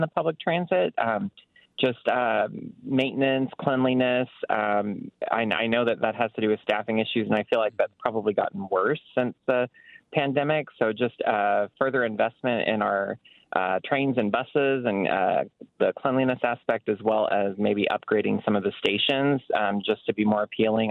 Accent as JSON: {"language": "English", "region": "Oklahoma", "country": "United States", "tie": "born or raised there", "moved": "as an adult", "lives_now": "Chicago, United States", "said": "I grew up in Oklahoma"}